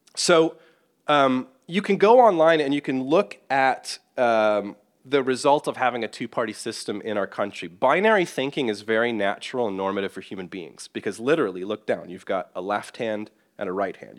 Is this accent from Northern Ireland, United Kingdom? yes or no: yes; Northern Ireland, United Kingdom; now in United States; someone from Northern Ireland, which has its own kind of tricky political situation, as many of you would know in my home country